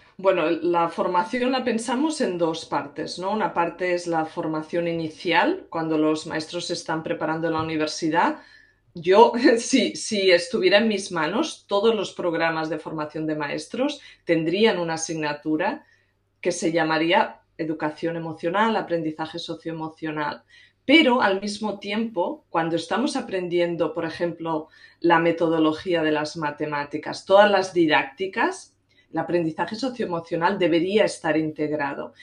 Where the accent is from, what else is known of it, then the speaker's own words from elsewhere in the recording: Catalonia, Spain; moved away as an adult; now in United States; Soy originalmente catalana, pero llevo en Estados Unidos unos 17 años